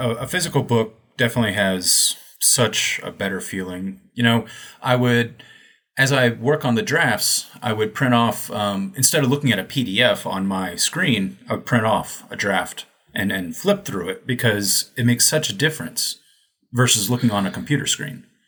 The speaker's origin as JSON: {"language": "English", "country": "United States", "also_born_or_lived": "China", "moved": "as an adult"}